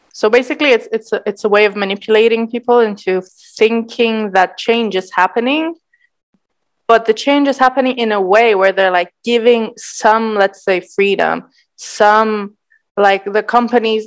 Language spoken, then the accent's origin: English; Cyprus; growing up in Cyprus